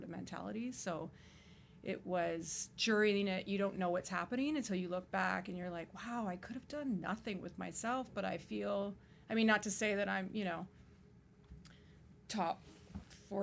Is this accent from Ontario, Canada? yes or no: yes; Toronto, Ontario, Canada; Born and raised in Toronto a long time ago